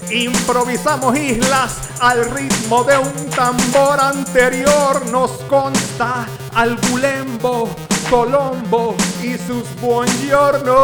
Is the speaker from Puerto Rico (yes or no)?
yes; Puerto Rico; Soy de Río Piedra, no de Ponce